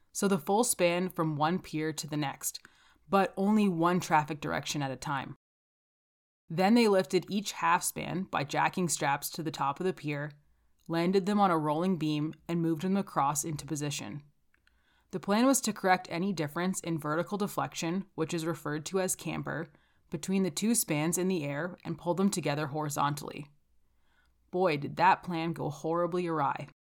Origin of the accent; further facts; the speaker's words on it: Calgary, Alberta, Canada; I'm from Calgary, Alberta.